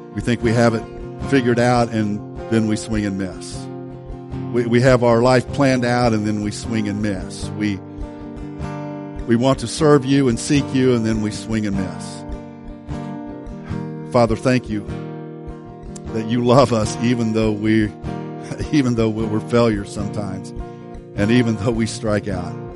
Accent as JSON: {"language": "English", "town": "Woodlawn", "region": "Illinois", "country": "United States", "tie": "born or raised there", "said": "my hometown of Woodlawn"}